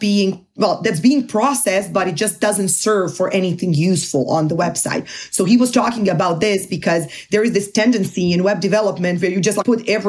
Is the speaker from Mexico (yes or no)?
no; Zagreb, City of Zagreb, Croatia; moved away as an adult; also born or lived in Portugal / Barcelona, Spain; now in Munich, Germany; I'm originally from Croatia, from Zagreb. I lived there and finished my master's degree until I was 23